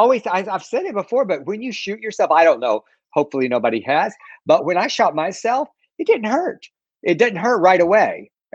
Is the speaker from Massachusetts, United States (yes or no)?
no; South Texas, United States; now in Los Angeles, United States; when I grew up in South Texas, one of the great traditions that we had in the Mexican American culture was Christmas tamales.